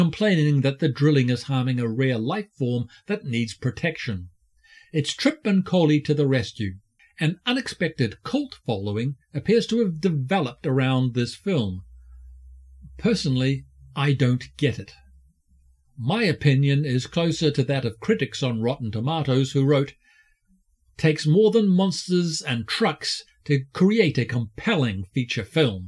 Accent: New Zealand; I'm a Kiwi

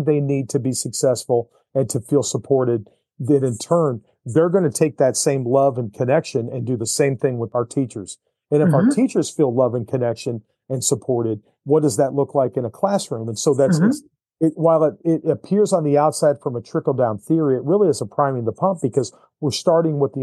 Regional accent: Syracuse, New York, United States; now in Missouri, United States; I'm from Syracuse, New York

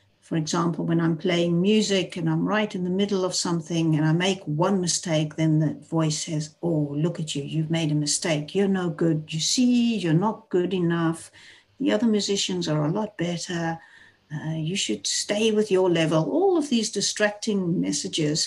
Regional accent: South Africa; moved away as an adult; now in Netherlands; I was raised in South Africa. I'm 59 years old. I live in the Netherlands, have been here for the last 33 years

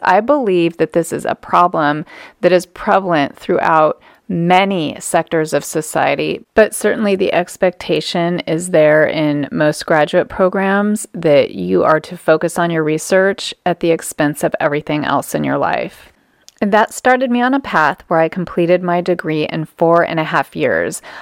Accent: Southern California, United States; moved away; growing up in Southern California, we spent most of our weekends as a family down at the beach

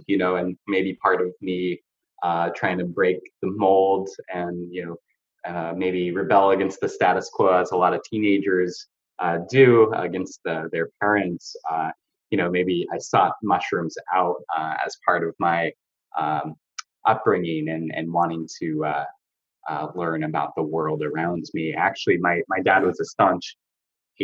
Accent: a suburb of Seattle, Washington, United States; also born or lived in Salt Lake City, Utah; now in California, United States; I grew up in Washington State in a suburb of Seattle.

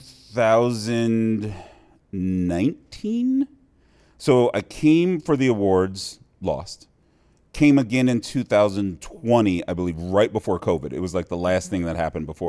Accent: Cincinnati, Ohio, United States; moved away as an adult; also born or lived in Iowa; now in Las Vegas, United States; born and raised in Cincinnati.

